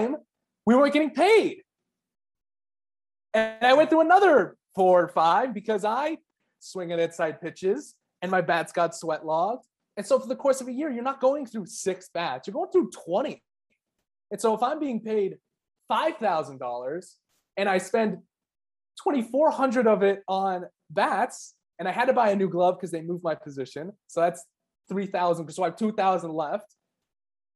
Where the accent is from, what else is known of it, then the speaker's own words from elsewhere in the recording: Arizona, United States; I'm from Arizona, where it's a dry heat